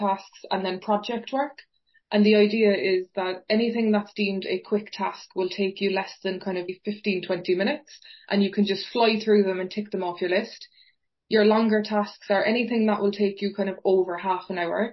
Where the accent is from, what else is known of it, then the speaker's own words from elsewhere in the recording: Fountainstown, Munster, Ireland; accent: Cork; moved away as an adult; now in Manchester, United Kingdom; my accent and myself are from a beautiful place called Fountainstown Beach, which is in County Cork in Ireland. So I was very, very lucky. I literally grew up 30 seconds away from the sea